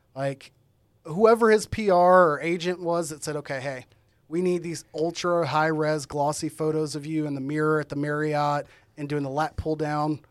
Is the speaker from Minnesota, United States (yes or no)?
no; Arlington, Texas, United States; I'm from Arlington, Texas